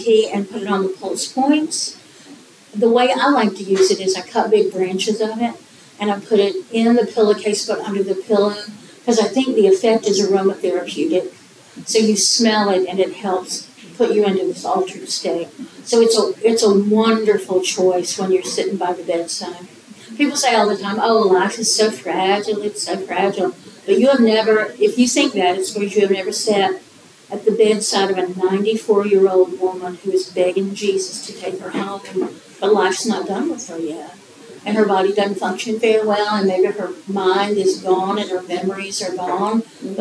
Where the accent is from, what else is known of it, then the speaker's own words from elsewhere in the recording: Appalachia, United States; I'm from Appalachian, kitchens